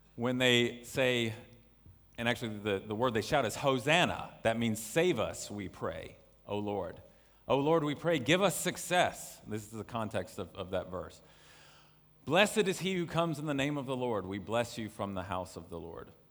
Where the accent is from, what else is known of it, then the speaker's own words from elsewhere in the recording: North Carolina, United States; moved away as an adult; now in China; I'm from North Carolina in the U S, but have made this place, uh, my home for quite some time now.